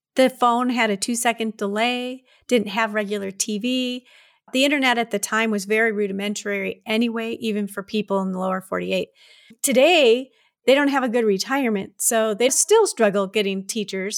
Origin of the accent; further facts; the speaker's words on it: Detroit, Michigan, United States; also born or lived in Tucson, Arizona / Alaska; now in Wyoming, United States; I was born and raised in Detroit